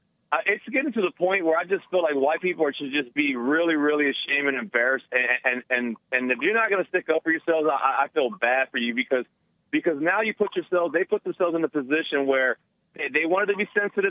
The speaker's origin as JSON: {"language": "English", "town": "Houston", "region": "Texas", "country": "United States", "tie": "born or raised there", "said": "I grew up in the hood. I grew up in Southeast Houston."}